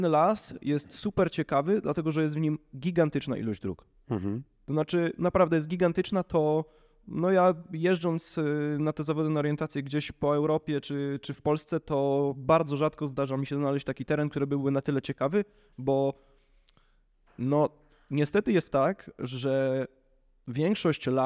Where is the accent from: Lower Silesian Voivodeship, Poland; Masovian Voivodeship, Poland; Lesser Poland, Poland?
Masovian Voivodeship, Poland; Warsaw; To znaczy, tu no, jestem z Warszawy, więc w okolicach Warszawy mi się nie zdarza